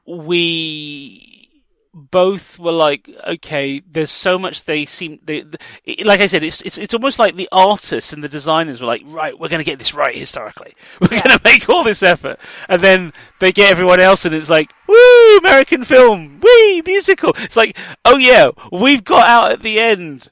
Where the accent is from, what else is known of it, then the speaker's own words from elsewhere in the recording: South Africa; moved away; my background as a South African political refugee